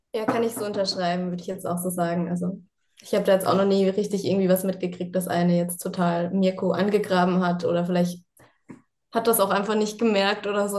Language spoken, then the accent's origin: German; Mannheim, Baden-Württemberg, Germany; now in Ingolstadt, Germany; Ich bin gebürtige Mannheimerin.